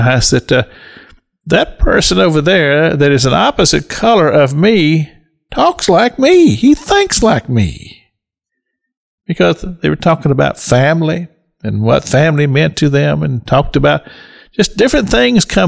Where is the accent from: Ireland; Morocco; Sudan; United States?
United States; Cynthiana, Kentucky; Even though I grew up in Kentucky, I never really encountered racism as a boy growing up